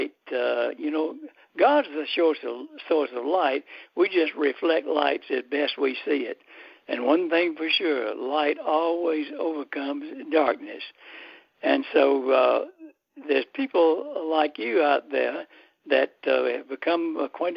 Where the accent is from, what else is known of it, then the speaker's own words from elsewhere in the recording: Athens, Georgia, United States; when I was growing up in Athens, Georgia